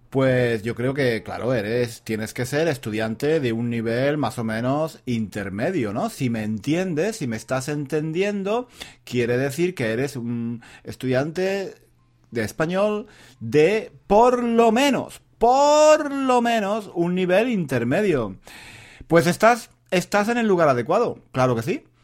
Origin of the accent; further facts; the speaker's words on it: France; Spanish is a second language; Eh, yo soy, yo soy mm, francés.